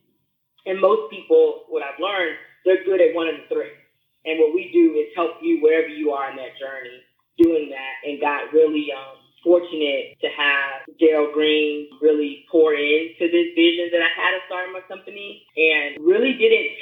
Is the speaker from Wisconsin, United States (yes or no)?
no; Memphis, Tennessee, United States; now in Daytona Beach, United States; I am originally from Memphis, Tennessee. I currently reside in Daytona Beach, Florida